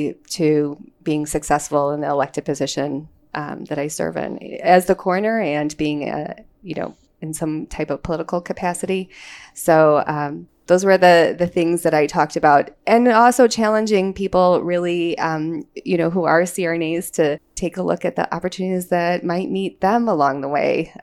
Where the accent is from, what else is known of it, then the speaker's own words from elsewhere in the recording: Chicago, Illinois, United States; now in Libertyville, United States; So Chicago is my hometown